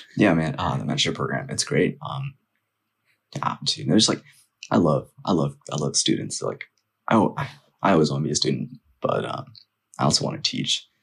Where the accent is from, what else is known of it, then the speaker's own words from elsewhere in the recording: Northern Virginia, United States; also born or lived in Nepal; growing up here, um, especially in elementary school